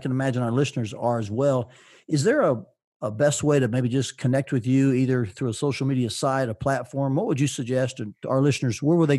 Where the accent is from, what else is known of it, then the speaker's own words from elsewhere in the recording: Chattanooga, Tennessee, United States; I'm actually from Tennessee.